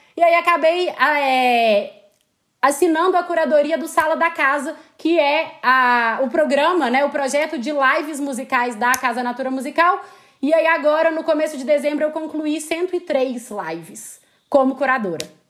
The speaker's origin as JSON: {"language": "Portuguese", "town": "Belo Horizonte", "region": "Minas Gerais", "country": "Brazil", "also_born_or_lived": "Barcelona", "said": "eu sou de Belo Horizonte, como provavelmente meu sotaque, se é que já não denunciou, vai denunciar"}